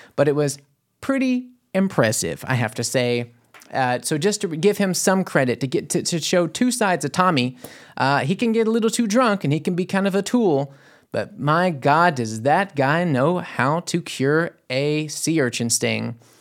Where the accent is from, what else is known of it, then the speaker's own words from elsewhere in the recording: New Orleans, Louisiana, United States; moved away as an adult; now in Germany; I came from New Orleans, Louisiana to here